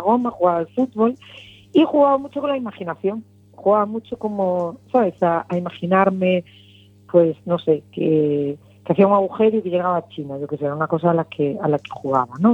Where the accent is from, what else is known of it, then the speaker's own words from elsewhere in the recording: Lugo, Galicia, Spain; moved away as an adult; now in A Coruña, Spain; soy de Lugo y me crié allí